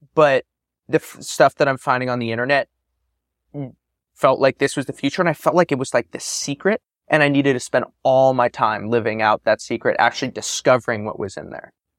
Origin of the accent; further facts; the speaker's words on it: San Francisco, California, United States; Growing up in Silicon Valley during this time of a tremendous boom, I grew up in San Francisco, born in '94